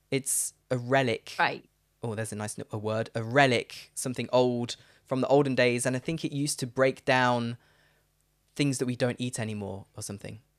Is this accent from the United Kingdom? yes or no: yes; Leicester, East Midlands, United Kingdom